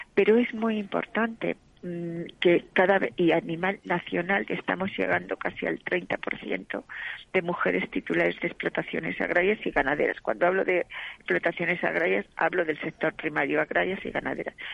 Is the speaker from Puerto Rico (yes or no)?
no; Castilla-La Mancha, Spain; en mi tierra, en Castilla, La Mancha